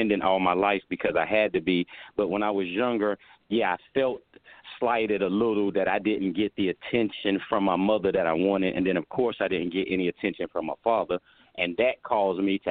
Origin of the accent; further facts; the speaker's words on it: Wallace, North Carolina, United States; moved away as an adult; now in California, United States; I came from Wallace, North Carolina. It's a very small town on eastern North Carolina down on the Atlantic Ocean. It's a farming town, plenty of different farms. We grew up, as a matter of fact, picking blueberries.